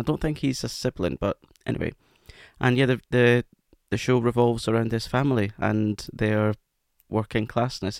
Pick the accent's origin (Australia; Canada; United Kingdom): United Kingdom; Scotland; accent: Scottish; That was my Scottish accent coming out